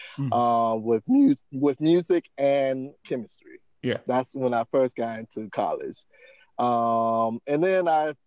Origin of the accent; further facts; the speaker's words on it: Savannah, Georgia, United States; moved away as an adult; also born or lived in Massachusetts; now in Los Angeles, United States; I went to my hometown, Savannah State University